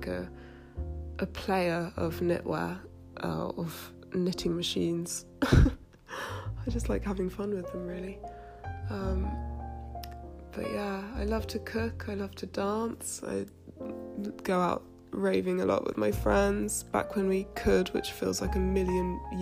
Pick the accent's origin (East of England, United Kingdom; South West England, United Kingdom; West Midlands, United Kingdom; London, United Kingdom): London, United Kingdom; I'm from South London. I'm born and bred South London. I live in Brixton. I grew up in between Clapham and Kennington, Camberwell